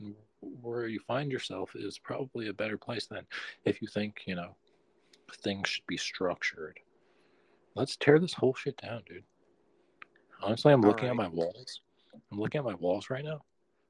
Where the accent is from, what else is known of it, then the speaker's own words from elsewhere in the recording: California, United States; Hey, I'm from California, too.